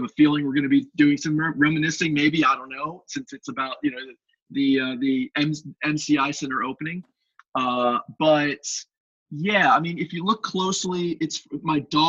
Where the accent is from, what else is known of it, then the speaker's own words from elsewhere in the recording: Bowie, Maryland, United States; I grew up in Bowie, played hockey for Bowie Hockey Club